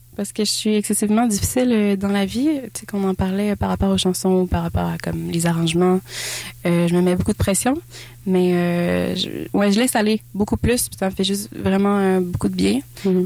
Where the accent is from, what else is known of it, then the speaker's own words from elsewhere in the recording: Saint-Raymond, Quebec, Canada; je viens de Saint-Raymond-Port-Neuf, mm-hmm. euh, j'habite sur le bord euh, d'un lac.